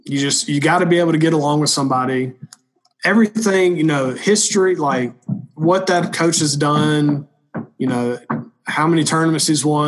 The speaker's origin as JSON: {"language": "English", "region": "the South", "country": "United States", "said": "I'm from the South."}